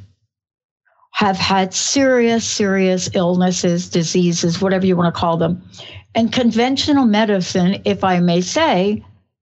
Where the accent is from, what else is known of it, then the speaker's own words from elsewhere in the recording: New York, United States; accent: New York; moved away; I'm a girl from New York.